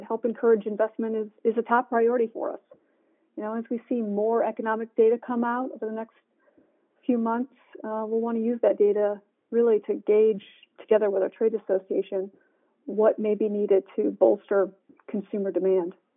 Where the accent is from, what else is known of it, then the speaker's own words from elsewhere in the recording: Michigan, United States; now in Washington, D.C., United States; I'm from Michigan, so I'm native Michigander